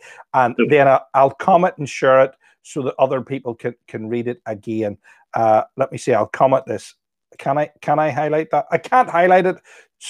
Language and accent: English; County Antrim, Northern Ireland, United Kingdom; We won't hold that against you because we're from County Antrim.